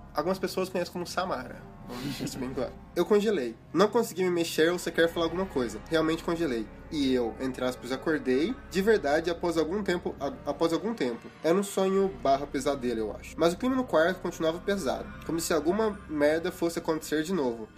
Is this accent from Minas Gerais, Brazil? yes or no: yes; Minas Gerais, Brazil; eu também sou de Minas